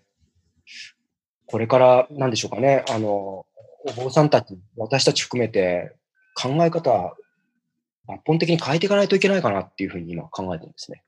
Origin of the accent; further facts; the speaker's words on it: Tokyo, Japan; 故郷の渋谷の初台